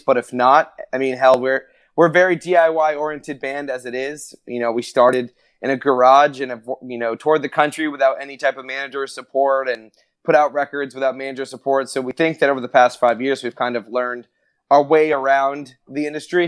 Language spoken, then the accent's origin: English; Maine, United States; now in Orlando, United States; I'm originally from Maine, which is way up, way up in the north, almost in Canada